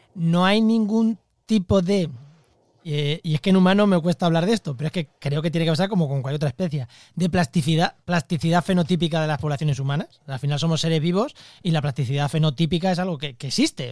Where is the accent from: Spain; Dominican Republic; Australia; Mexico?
Spain; Albacete, Castilla-La Mancha; now in La Línea de la Concepción, Spain; yo soy de Albacete, es que allí la humedad no existe